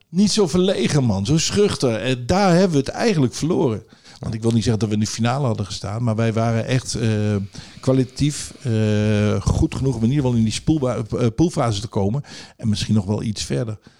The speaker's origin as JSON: {"language": "Dutch", "town": "Zwolle", "region": "Overijssel", "country": "Netherlands", "tie": "born or raised there", "also_born_or_lived": "Groningen", "said": "ik ben in Zwolle geboren, opgegroeid"}